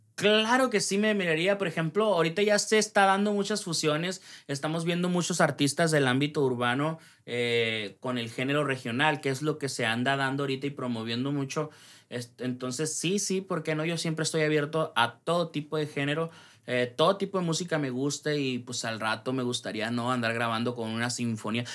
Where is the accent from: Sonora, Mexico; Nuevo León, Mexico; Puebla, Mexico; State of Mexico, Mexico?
Sonora, Mexico; Ciudad Obregón; soy de Ciudad Obregón, Sonora